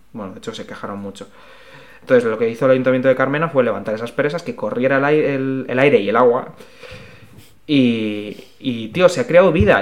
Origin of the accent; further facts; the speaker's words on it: Alicante, Valencian Community, Spain; now in Madrid, Spain; yo no soy de Madrid, yo soy de, Alicante y a mí el mar me, tira mucho, como todos los que somos de costa